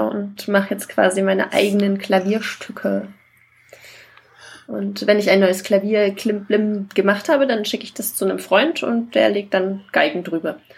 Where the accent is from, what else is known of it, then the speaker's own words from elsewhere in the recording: Saxony-Anhalt, Germany; Nein, so ein Dialekt habe ich auch nicht. Ja, ich komme aus Sachsen-Anhalt, nicht aus